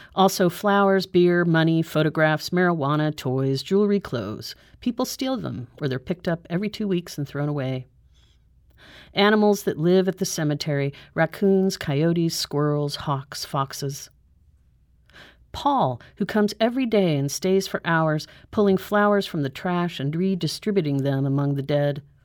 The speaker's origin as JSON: {"language": "English", "region": "Southern California", "country": "United States", "tie": "born or raised there", "also_born_or_lived": "Santa Fe, New Mexico / New York City", "moved": "as an adult", "lives_now": "Saint Louis, United States", "said": "I grew up in Southern California"}